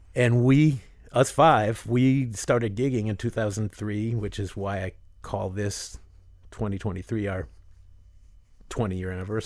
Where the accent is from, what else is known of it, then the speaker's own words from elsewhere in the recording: Miami, Florida, United States; also born or lived in Northern Michigan; growing up in Miami